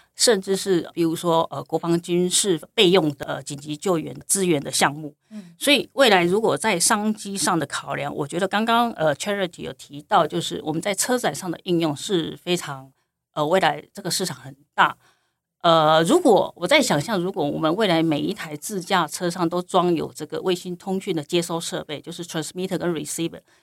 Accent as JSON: {"language": "Chinese", "town": "Zhubei", "region": "Hsinchu County", "country": "Taiwan", "tie": "born or raised there", "also_born_or_lived": "Birmingham, United Kingdom", "said": "我本身来自新竹县竹北，呃，竹北市乡下长大的小孩"}